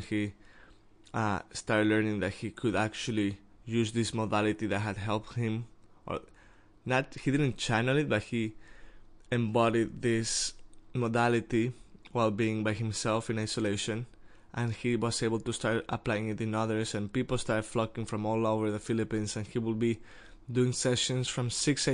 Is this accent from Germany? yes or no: no; Mexico; I'm from Mexico